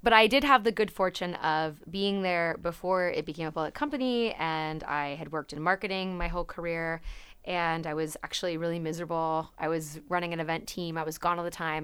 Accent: Napa, California, United States; I'm from Napa, California. Um, and I grew up in a small town.

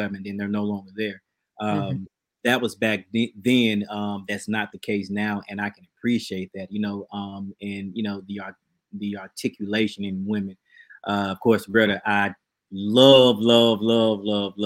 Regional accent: Birmingham, Alabama, United States; My church growing up in Birmingham, it was male dominated.

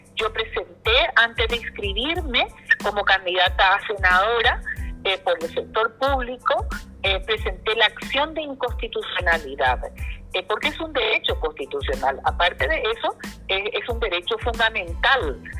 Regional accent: Paraguay; somos ciudadanos paraguayos.

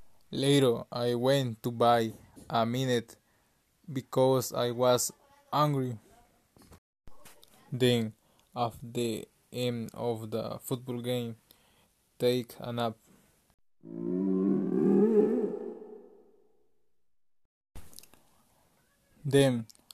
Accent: El Salvador; English is a second language; I am from El Salvador

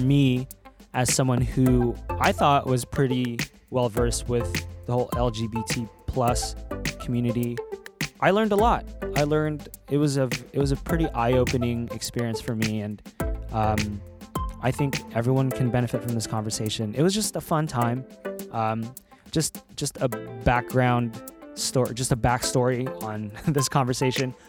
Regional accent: California, United States; my background is I'm from California

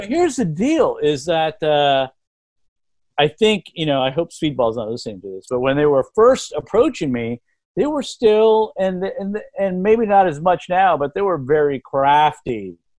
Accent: Lubbock, Texas, United States; I grew up in Lubbock, Texas

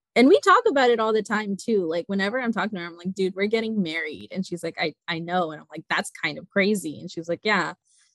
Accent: United States; I grew up as like a Pakistani American. So I grew up in a very conservative household

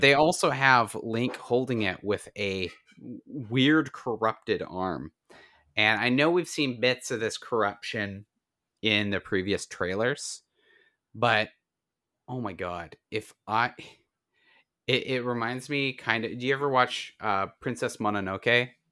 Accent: Canada; I'm Canadian

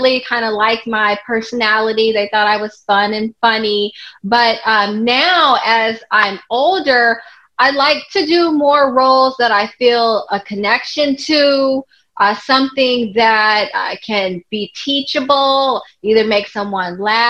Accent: Los Angeles, California, United States; I grew up in Los Angeles, California, and not too far from Hollywood

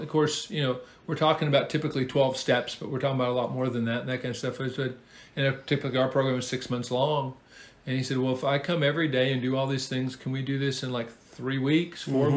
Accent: Seattle, Washington, United States; moved away as an adult; now in Huntsville, United States; Originally, of course, I'm from the Pacific Northwest, the wonderful, great Pacific Northwest, the Emerald City, Seattle.

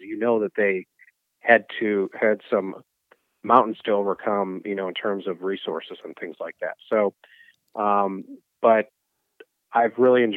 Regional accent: Milwaukee, Wisconsin, United States; now in Terre Haute, United States; I'm from Wisconsin. I'm from Milwaukee originally.

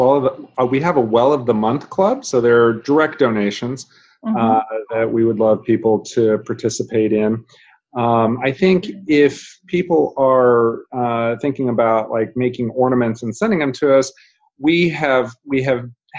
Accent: Japan; born there; So she was born and raised in Japan, first generation immigrant. I was born in Japan myself

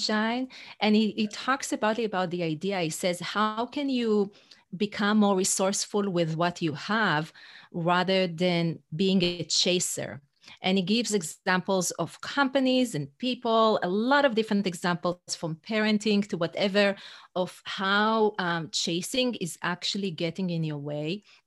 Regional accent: Israel; English is a second language; moved away as an adult; also born or lived in New York City; now in North Carolina, United States; I'm originally from Israel, uh, but I live in the U S for fifteen years

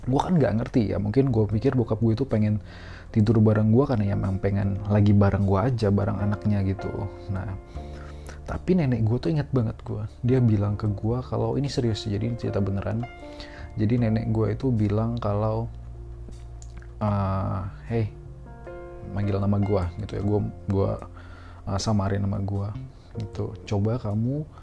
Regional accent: Tamiang Layang, Central Kalimantan, Indonesia; also born or lived in Palangkaraya; gue kecilnya tuh di Kalimantan ya gue lahir di Kalimantan di Palangkaraya gue lahir di Palangkarayanya tapi uh, eh, gue tuh pindah ke kabupaten kecil namanya itu kabupaten uh, Barito Timur gitu di Tamiang Layang kotanya kecil banget gitu

